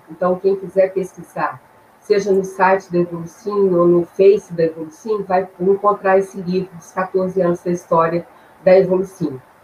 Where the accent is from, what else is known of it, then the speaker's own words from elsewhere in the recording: Belo Horizonte, Minas Gerais, Brazil; also born or lived in Três Pontas; eu sou de Belo Horizonte, mineira